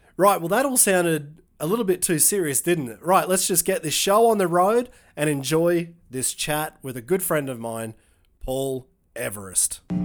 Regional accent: Tyro, north of Brisbane, Queensland, Australia; now in Germany; I'm from Tyro. It's about two hours north of Brisbane

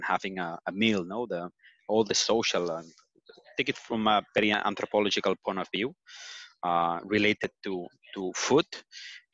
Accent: Barcelona, Catalonia, Spain; I'm from Barcelona. I've been living here my entire life

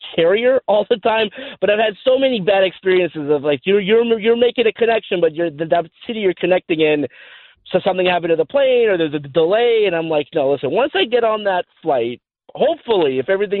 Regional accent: Los Angeles, California, United States; I'm from Los Angeles

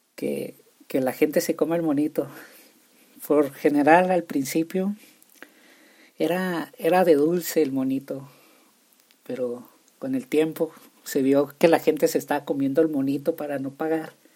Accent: Nuevo Casas Grandes, Chihuahua, Mexico; Yo nací en Nuevo Casas Grandes, Chihuahua, soy de Chihuahua, puedo decir mochila, chorizo, salchicha, chicharrón, y se va a escuchar raro si gente de otras partes escuchan esto.

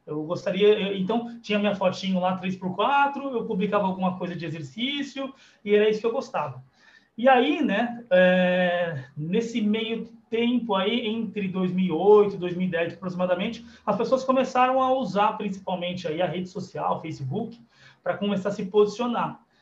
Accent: Guarulhos, São Paulo, Brazil; eu sou daqui de Guarulhos

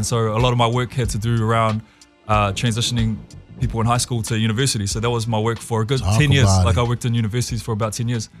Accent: Porirua, Wellington, New Zealand; I grew up in Porirua, New Zealand.

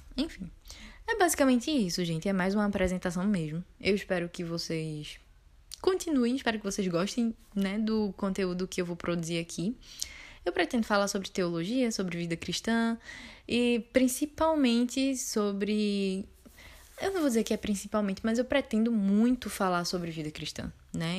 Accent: Pernambuco, Brazil; accent: Pernambucano; eu sou de Pernambuco, é, acho que já deu para notar pela universidade e também pelo meu sotaque

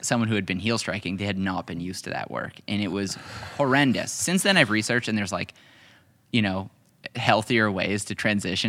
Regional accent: Canada; also born or lived in Hamilton, Ontario; I'm a Canadian. I live in Hamilton, Ontario.

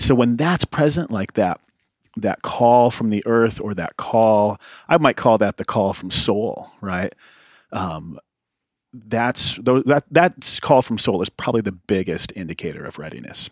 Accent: Midwest, United States; also born or lived in County Cork, Ireland (ancestry); I grew up in the Midwest

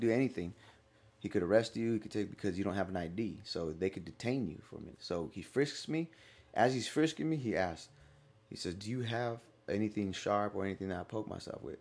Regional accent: Stockton, California, United States; moved away; I grew up in Stockton, California.

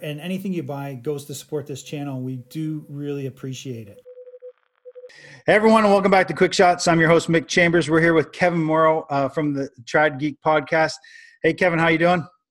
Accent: Canada; I'm a Canadian

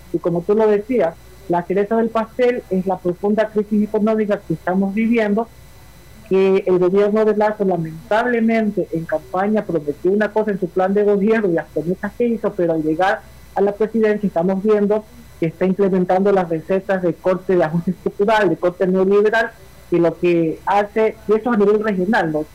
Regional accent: Esmeraldas, Ecuador; Esmeralda, que es mi ciudad natal

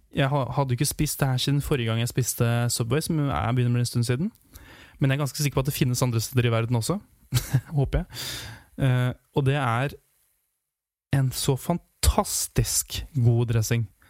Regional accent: Hamar, Innlandet, Norway; hjemme i Hamar, i Ottestad

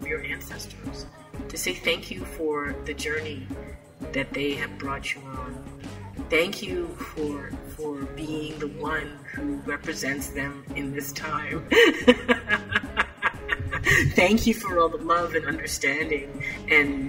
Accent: Canada; I live in Canada and, people say, aren't you used to the cold weather? I'm like, no, man, it's my Jamaican blood will not let me get used to this cold weather. I need to go home. And yet I was born in Canada

